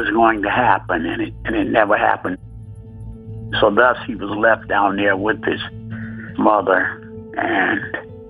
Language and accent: English; Alabama, United States; So we grew up in Alabama, primarily on a farm.